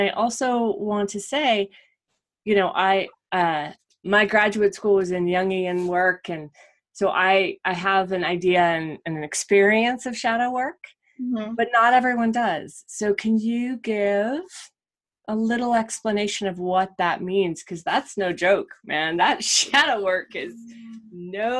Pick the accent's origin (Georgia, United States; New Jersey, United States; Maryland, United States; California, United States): California, United States; Southern; born and raised American here, and, you know, the expectations of the family, whatever that is, the expectations of your town, the expectations, you know, the expectations of me growing up in Southern California